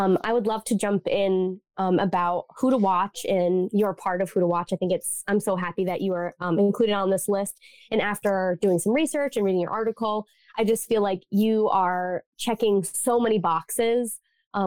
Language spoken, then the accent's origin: English; Cumberland, Rhode Island, United States; also born or lived in Providence, Rhode Island; I'm from Rhode Island. I'm from Cumberland, Rhode